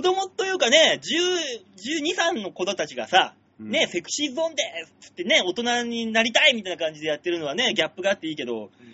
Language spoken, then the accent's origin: Japanese; Tokyo, Japan; 東京出身の俺に